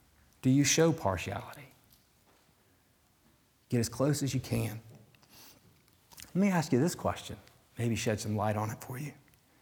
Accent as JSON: {"language": "English", "region": "the South", "country": "United States", "moved": "yes", "said": "as a Southerner."}